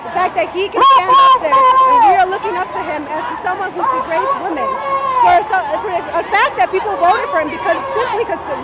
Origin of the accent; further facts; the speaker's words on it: Mexico; now in Chicago, United States; I come from Mexico.